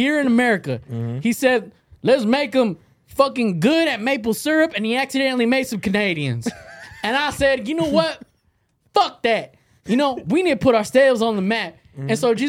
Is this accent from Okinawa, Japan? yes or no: yes; Okinawa, Japan; born there; I was born in Japan. Akinawa, motherfuckers.